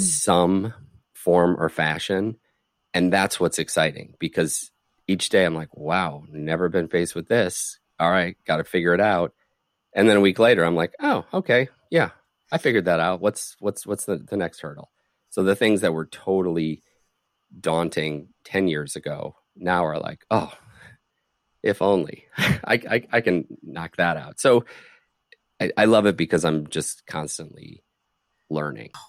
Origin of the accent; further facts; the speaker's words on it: just outside Detroit, Michigan, United States; moved away as an adult; also born or lived in Chicago; I grew up just outside Detroit, so I'm, you know, I'm Midwestern boy